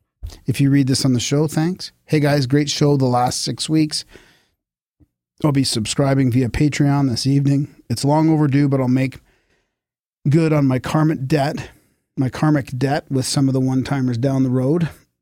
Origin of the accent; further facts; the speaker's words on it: Maine, United States; I'm from Maine, and it turns out so was he.